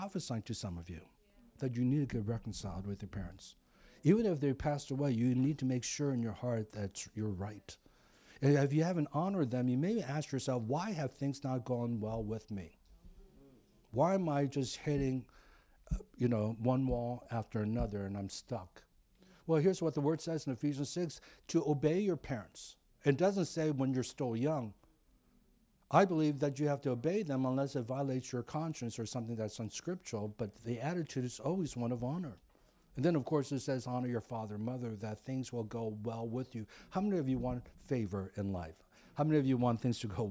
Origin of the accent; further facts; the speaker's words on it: East Coast, United States; now in Pasadena, United States; I grew up on the East Coast